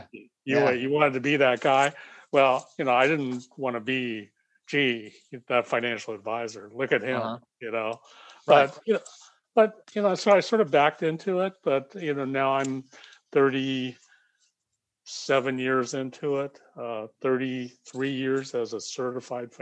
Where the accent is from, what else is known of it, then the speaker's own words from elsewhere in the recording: United States; So I'm Japanese American, but I was born in America.